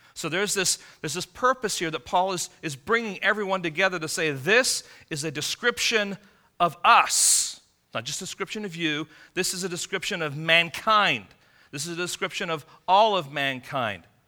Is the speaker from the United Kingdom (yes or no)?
yes; England, United Kingdom; moved away; I'm from England.